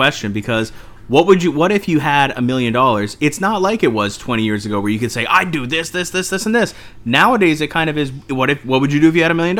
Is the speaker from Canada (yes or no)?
yes; Canada; we're all Canadian